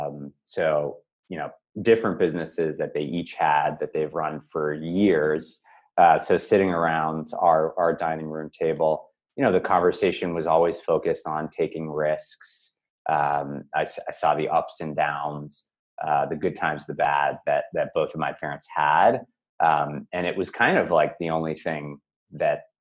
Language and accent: English; Newton, Massachusetts, United States; I grew up in Newton, Massachusetts, just outside of Boston here.